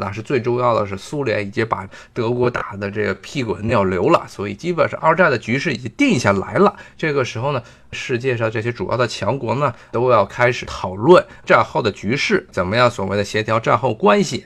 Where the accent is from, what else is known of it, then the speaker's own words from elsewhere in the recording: China; 我们作为中国人